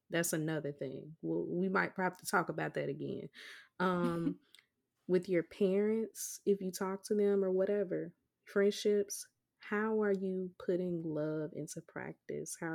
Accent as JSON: {"language": "English", "town": "Chicago", "region": "Illinois", "country": "United States", "said": "I'm from Chicago"}